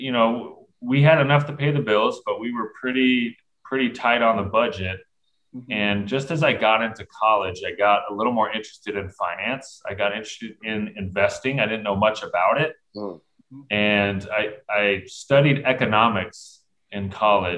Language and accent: English; Southern California, United States; I grew up in Southern California